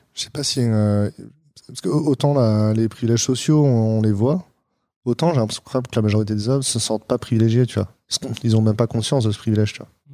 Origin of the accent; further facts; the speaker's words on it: France; je suis français aussi